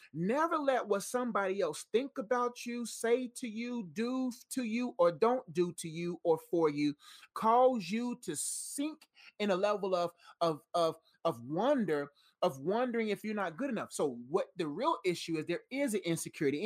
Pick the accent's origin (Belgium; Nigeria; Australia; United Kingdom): Nigeria; I'm Nigerian, so I got Nigerian traits.